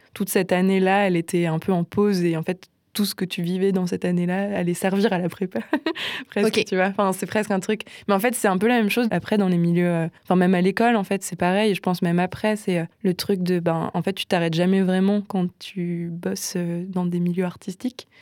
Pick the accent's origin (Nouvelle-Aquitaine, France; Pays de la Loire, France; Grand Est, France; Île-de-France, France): Grand Est, France; Nancy; moved away as an adult; now in Strasbourg, France; j'ai grandi à Nancy